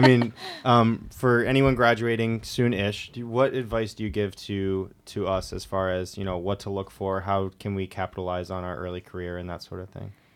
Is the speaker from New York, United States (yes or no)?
no; Granby, Connecticut, United States; I'm from, like, a smaller town in Connecticut